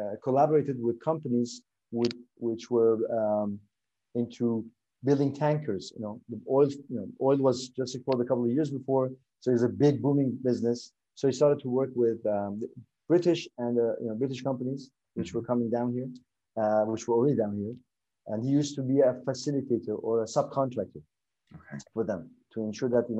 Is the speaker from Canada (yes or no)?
no; Dubai, United Arab Emirates; moved away as an adult; also born or lived in Sweden; I was born in Dubai